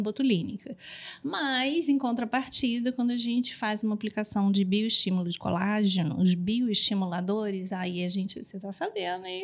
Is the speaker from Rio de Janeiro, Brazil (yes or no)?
yes; Rio de Janeiro, Brazil; sou carioca